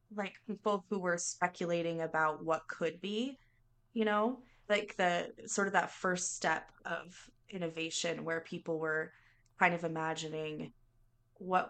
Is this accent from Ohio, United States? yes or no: no; near Seattle, Washington, United States; I grew up near Seattle